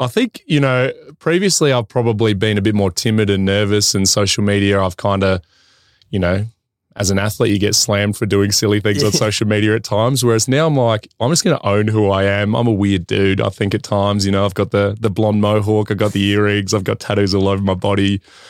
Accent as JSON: {"language": "English", "town": "Port Lincoln", "region": "South Australia", "country": "Australia", "tie": "born or raised there", "moved": "yes", "lives_now": "Adelaide, Australia", "said": "I grew up a massive Essendon supporter, actually, growing up in Port Lincoln. And when we came back to Adelaide"}